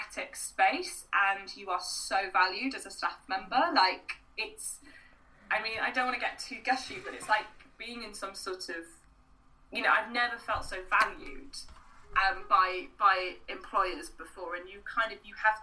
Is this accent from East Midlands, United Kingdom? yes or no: no; Wales, United Kingdom; a Welsh woman from a rural community